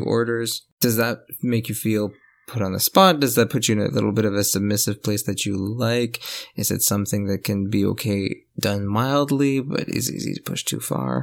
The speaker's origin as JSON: {"language": "English", "country": "Canada", "accent": "French Canadian", "said": "I sound like way, way French Canadian"}